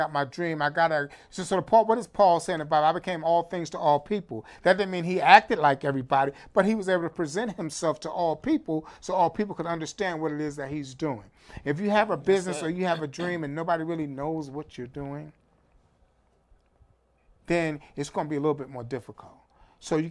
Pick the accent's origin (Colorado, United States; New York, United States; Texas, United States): New York, United States; growing up in New York